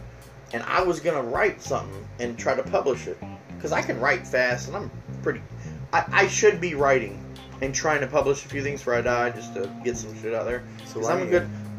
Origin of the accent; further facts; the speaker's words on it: the Carolinas, United States; So don't go hating on pork. I'm from the Carolinas.